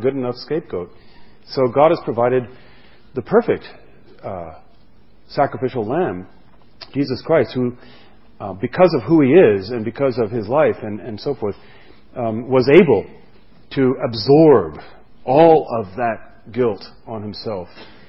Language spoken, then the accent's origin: English; France; moved away; where I grew up in France